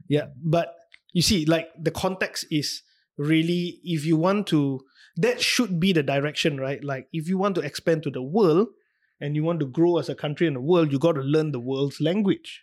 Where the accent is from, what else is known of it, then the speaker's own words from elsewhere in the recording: Singapore; us as a Singaporean